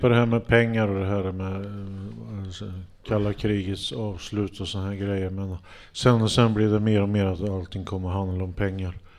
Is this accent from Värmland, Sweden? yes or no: yes; Hagfors, Värmland, Sweden; jag kommer från Hagfors så var det så här dansbandskultur